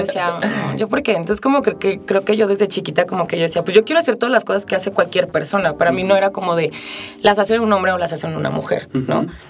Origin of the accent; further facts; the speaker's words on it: Mexico City, Mexico; moved away as an adult; now in Aguascalientes, Mexico; soy de la Ciudad de México, tiene un año y medio que me mudé a Aguascalientes